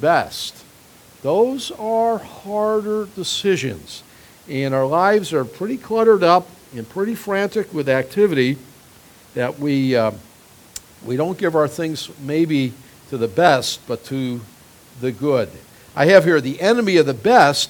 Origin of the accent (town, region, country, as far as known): United States